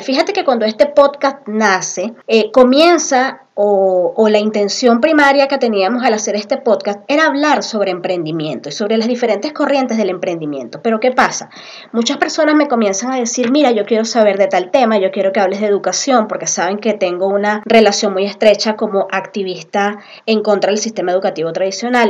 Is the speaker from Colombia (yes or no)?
no; Venezuela; moved away as an adult; now in Peru; yo tengo un poco más de tres años en el Perú, ambas somos venezolanas